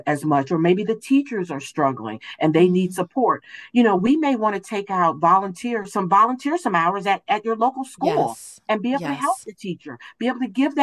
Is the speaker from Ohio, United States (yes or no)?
yes; Cleveland, Ohio, United States; I was born and raised in Cleveland, Ohio